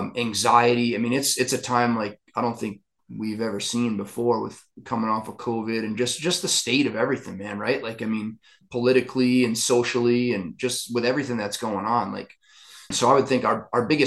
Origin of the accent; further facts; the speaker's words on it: Rhode Island, United States; moved away as an adult; now in Montana, United States; I moved out here from Rhode Island. I was raised, me and my brother were both raised Catholic